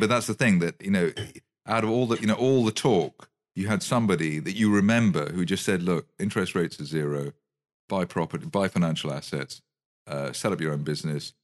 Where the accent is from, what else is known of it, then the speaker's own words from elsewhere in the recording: United Kingdom; I'm very British.